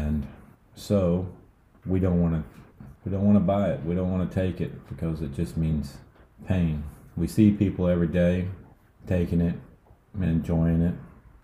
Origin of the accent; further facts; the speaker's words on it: United States; being American